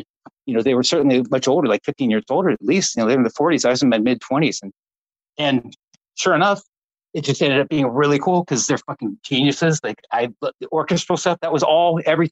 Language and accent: English; Orange County, California, United States; I'm from Orange County too